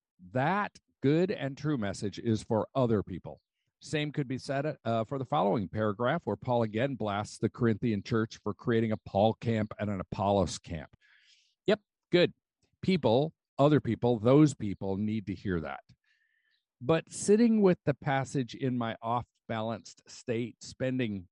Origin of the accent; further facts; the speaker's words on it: United States; As an American, I've been steeped like tea in a value system of individualism, self-reliance, and the human right of happiness.